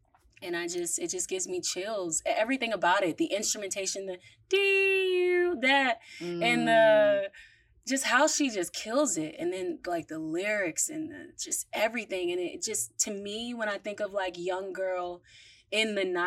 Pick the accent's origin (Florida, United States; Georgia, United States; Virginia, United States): Virginia, United States; Northern; also born or lived in Washington, D.C.; I grew up in Northern Virginia